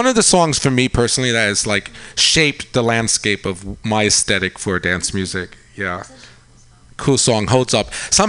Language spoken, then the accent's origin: English; Long Island, New York, United States; now in San Francisco, United States; I grew up on Long Island, yeah.